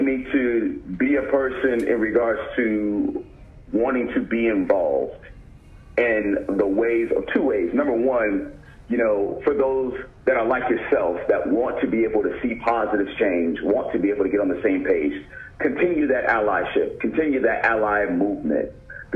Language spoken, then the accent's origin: English; United States; me growing up as a black man in America